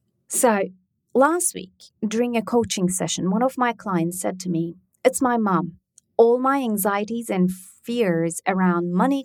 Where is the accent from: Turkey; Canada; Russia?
Turkey; moved away; I grew up in Turkey